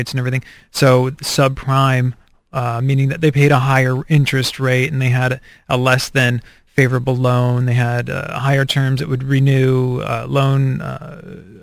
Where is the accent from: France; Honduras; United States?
United States; as an American